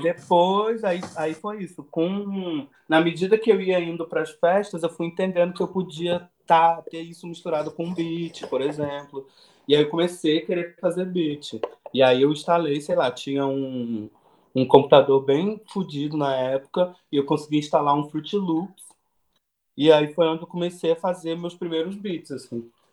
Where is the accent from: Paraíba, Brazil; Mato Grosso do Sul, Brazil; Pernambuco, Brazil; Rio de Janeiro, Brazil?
Rio de Janeiro, Brazil; Nova Friburgo; moved away as an adult; also born or lived in Macaé / Belo Horizonte; now in São Paulo, Brazil; Nasci, nasci em Nova Friburgo, uma cidade na região serrana do Rio de Janeiro. Morei em Macaé, fui estudar no Rio de Janeiro.